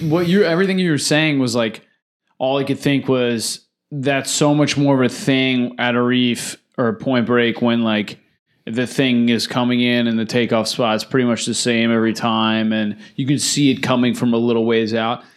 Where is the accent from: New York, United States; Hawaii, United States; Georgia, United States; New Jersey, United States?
New Jersey, United States; we're from New Jersey.